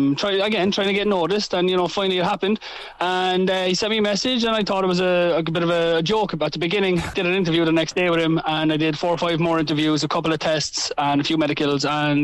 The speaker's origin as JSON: {"language": "English", "town": "Cork", "region": "Munster", "country": "Ireland", "said": "being Irish and being from Cork and, you know, telling everybody how great Cork is and how great Ireland is."}